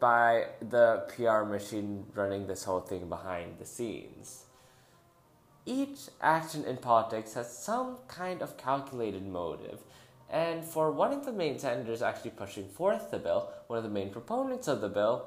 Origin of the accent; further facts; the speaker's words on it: Philippines; in my home country, the Philippines